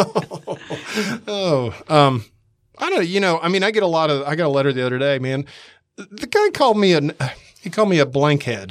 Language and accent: English; Atlanta, Georgia, United States; moved away as an adult; also born or lived in San Diego; now in Mississippi, United States; I grew up in Atlanta